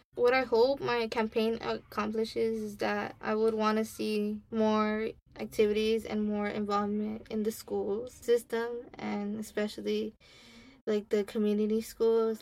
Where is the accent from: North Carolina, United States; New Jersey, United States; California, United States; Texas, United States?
California, United States; Los Angeles; i grew up in Ramona Gardens